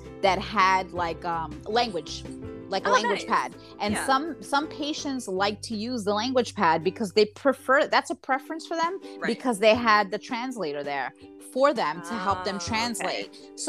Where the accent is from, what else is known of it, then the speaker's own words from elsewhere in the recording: New York, United States; moved away; I'm a New Yorker.